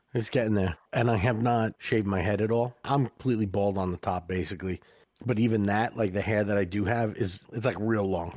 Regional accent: New York, United States; we're from New York, and it's crazy here

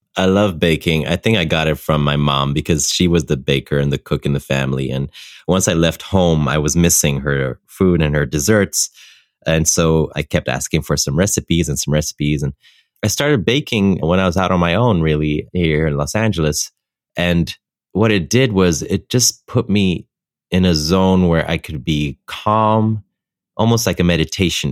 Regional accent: Ethiopia; moved away as an adult; also born or lived in Netherlands; I grew up in Ethiopia for 18 years of my life. And for me, that's a place I consider home

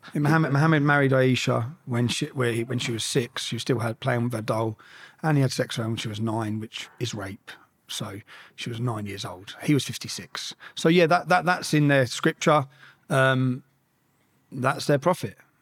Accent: Luton, East of England, United Kingdom; growing up in Luton

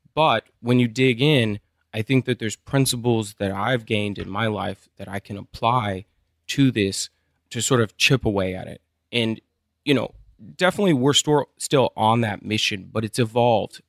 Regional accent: Midland, Texas, United States; also born or lived in Austin, Texas; I grew up in Midland.

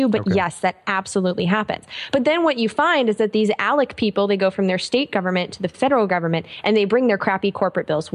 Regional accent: United States; accent: American; my American accent

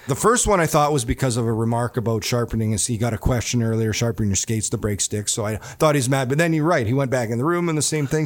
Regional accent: Neepawa, Manitoba, Canada; moved away; me growing up in Nipua, Manitoba

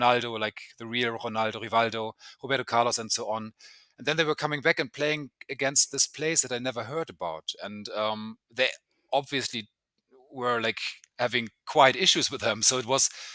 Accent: Germany; accent: German; English is a second language; now in Copenhagen, Denmark; I'm German, as you can hear in my accent.

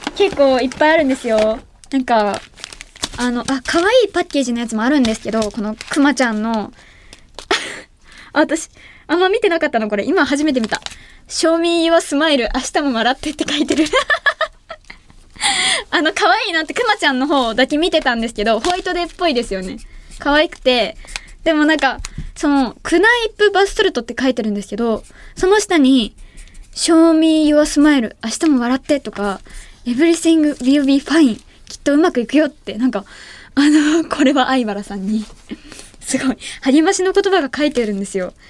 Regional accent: Ehime, Japan; 愛媛県出身

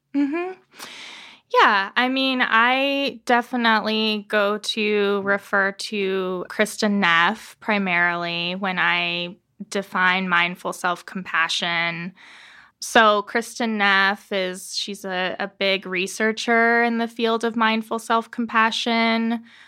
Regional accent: Tucson, Arizona, United States; I was born and raised here in Tucson

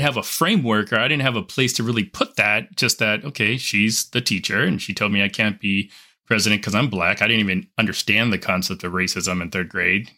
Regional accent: Los Angeles, California, United States; I grew up in Southern California. Um, I went to public school in L

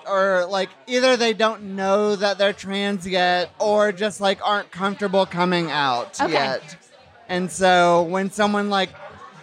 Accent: Tennessee, United States; moved away as an adult; now in New York City, United States; I'm from the South, I'm from Tennessee

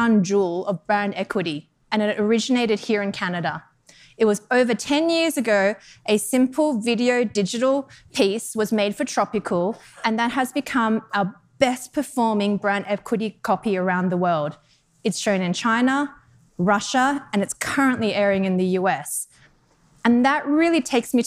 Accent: Australia; moved away as an adult; also born or lived in Denmark / Netherlands / United Kingdom; now in Chicago, United States; I'm actually from Australia originally

